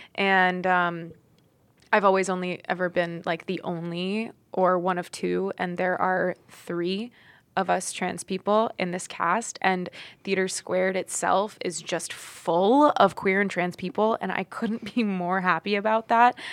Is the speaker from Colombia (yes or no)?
no; Florida, United States; now in New York, United States; I grew up in Florida